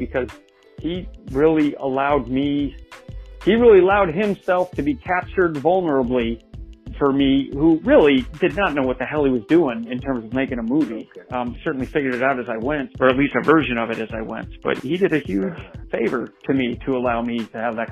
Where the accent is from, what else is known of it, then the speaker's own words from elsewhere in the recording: Salt Lake City, Utah, United States; I was born and raised in Salt Lake City, Utah.